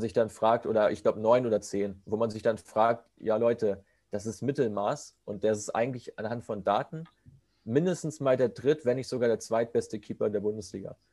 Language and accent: German; between Kiel and Hamburg, Schleswig-Holstein, Germany; also born or lived in Wolfsburg; Ich komme aus der Nähe von Hamburg, aus dem relativ ja, hohen Norden, äh, zwischen, zwischen Kiel und Hamburg aus Schleswig-Holstein.